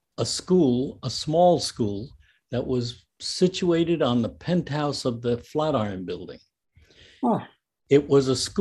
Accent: North Bergen, New Jersey, United States; I grew up in North Bergen, New Jersey, which is right over the river and near Union City and Hoboken

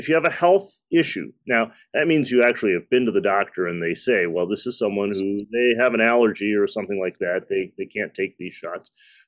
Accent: Detroit, Michigan, United States; I was born in the United States. My parents came in the early 1960s. So I'm a child of the 70s from the Midwest, the Motor City.

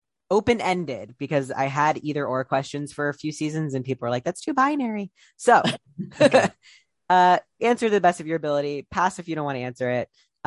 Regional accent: New York City, New York, United States; this New Yorker says that's wrong.

